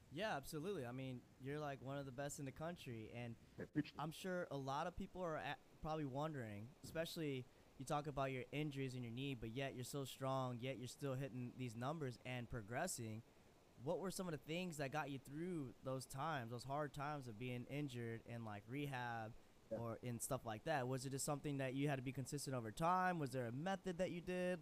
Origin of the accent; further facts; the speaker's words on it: Chicago, Illinois, United States; I'm from the Chicago area.